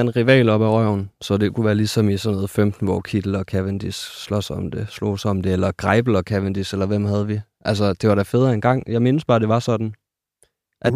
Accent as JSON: {"language": "Danish", "area": "West Jutland", "region": "Central Denmark Region", "country": "Denmark", "said": "Jeg er jo fra Vestjylland"}